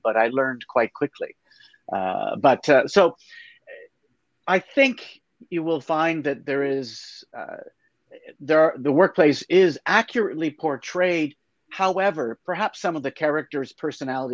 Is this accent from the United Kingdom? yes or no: no; Canada; I am a Canadian. I've lived all of my 62 years, which I find hard even to enunciate out loud, but it's been that long, in Canada